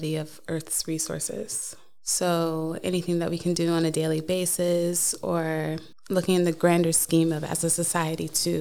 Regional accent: Charleston, South Carolina, United States; moved away as an adult; now in Norway; I come from Charleston, South Carolina, so it's a very historic town.

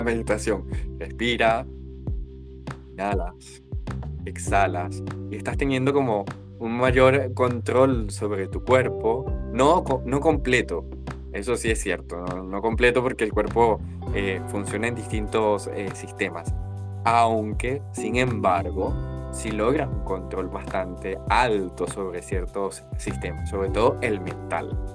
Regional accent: Venezuela; moved away as an adult; now in Valparaíso, Chile; soy venezolano en un país austral actualmente y a ver, de estos eh, casi 27 años que tengo y 4 años en Chile

